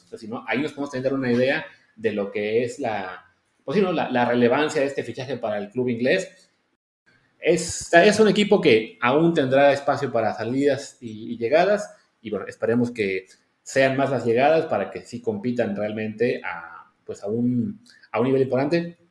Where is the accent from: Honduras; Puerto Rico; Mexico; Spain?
Mexico; como mexicanos